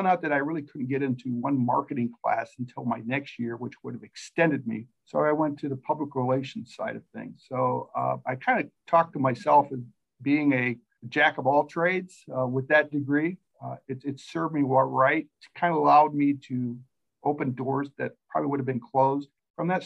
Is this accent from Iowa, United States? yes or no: yes; Mason City, Iowa, United States; I grew up in Mason City, Iowa